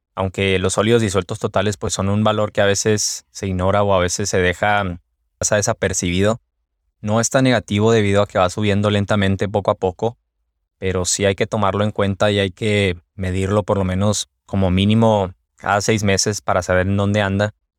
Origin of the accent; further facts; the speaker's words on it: Mexico; now in United States; Yo soy de México